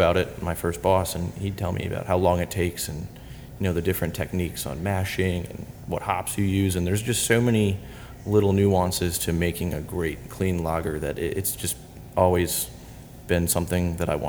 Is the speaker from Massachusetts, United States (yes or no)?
no; Pennsylvania, United States; Here in Pennsylvania.